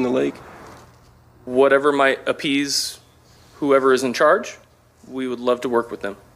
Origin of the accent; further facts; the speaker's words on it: Springfield, Illinois, United States; also born or lived in Peoria, Illinois; I was born in Peoria, but I am am raised in Springfield. This is my home.